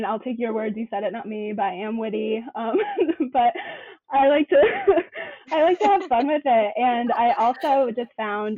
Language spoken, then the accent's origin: English; Connecticut, United States; also born or lived in Massachusetts; I grew up in Connecticut